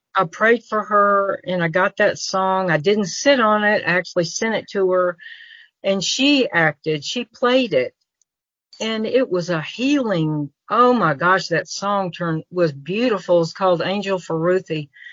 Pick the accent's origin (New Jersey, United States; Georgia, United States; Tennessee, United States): Tennessee, United States; Memphis; also born or lived in Florida; now in Mississippi, United States; was raised in Memphis and actually got the key to the city of Memphis